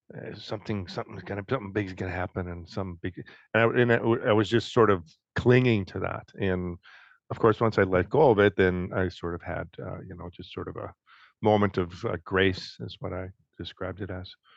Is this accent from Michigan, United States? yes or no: yes; Detroit, Michigan, United States; moved away; I grew up in Detroit